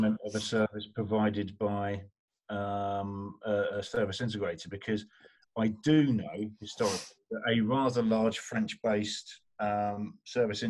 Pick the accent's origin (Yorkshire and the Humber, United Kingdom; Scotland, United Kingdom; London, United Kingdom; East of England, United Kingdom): East of England, United Kingdom; Essex; now in Norfolk, United Kingdom; Essex boy living in Norfolk.